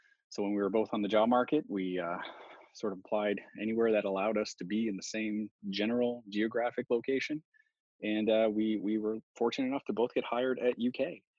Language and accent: English; Halifax, Nova Scotia, Canada; a lot of people don't realize that I'm French Canadian. But I mean, I grew up in Halifax.